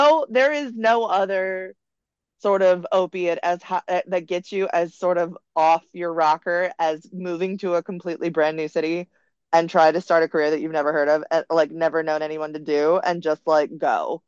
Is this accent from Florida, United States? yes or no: yes; the South, Florida, United States; moved away as an adult; now in Los Angeles, United States; I'm from the South